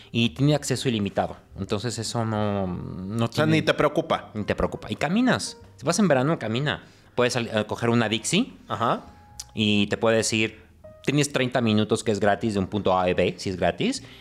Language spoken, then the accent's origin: Spanish; Mexico; now in Montreal, Canada; yo sé que aquí, como mexicano que vive en Canadá, yo conozco los mercados de aquí